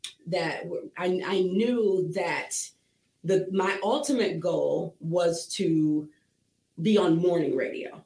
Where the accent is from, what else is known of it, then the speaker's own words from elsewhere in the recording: Akron, Ohio, United States; moved away as an adult; now in Toledo, United States; So, I moved here in 2005, so I'm from Akron